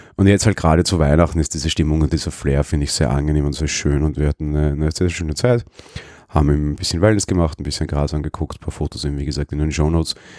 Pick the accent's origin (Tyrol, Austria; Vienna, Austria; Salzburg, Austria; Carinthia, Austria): Vienna, Austria; ich als Wiener.